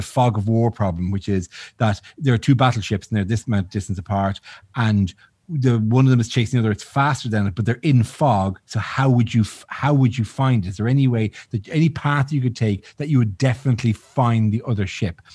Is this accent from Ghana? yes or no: no; Ireland; I'm Irish